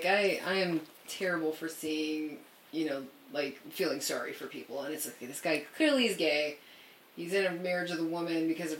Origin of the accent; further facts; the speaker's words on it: the South, United States; Like, we're from the South.